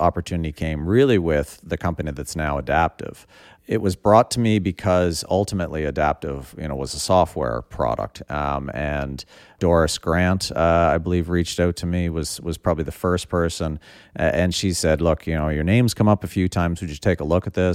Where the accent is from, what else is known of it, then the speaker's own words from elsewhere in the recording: Prince Edward Island, Canada; Born and raised on Prince Edward Island